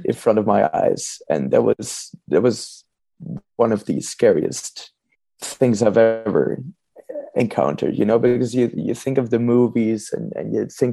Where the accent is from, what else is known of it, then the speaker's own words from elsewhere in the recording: Amsterdam, North Holland, Netherlands; I'm from Amsterdam